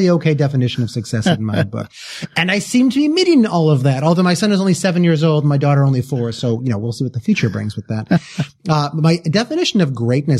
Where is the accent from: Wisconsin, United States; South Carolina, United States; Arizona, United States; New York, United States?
Wisconsin, United States; I come from the Midwest. I come from Wisconsin.